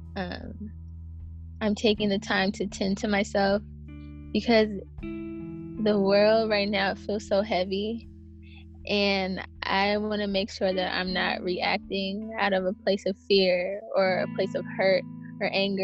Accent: Berkeley, California, United States; born or raised there

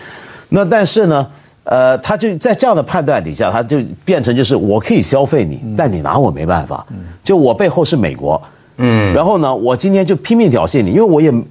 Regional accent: Hong Kong; 但我们香港人呢？

